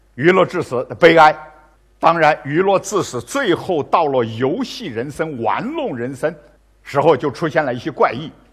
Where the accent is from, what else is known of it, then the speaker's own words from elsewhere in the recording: China; 包括我们中国人，买Gucci包包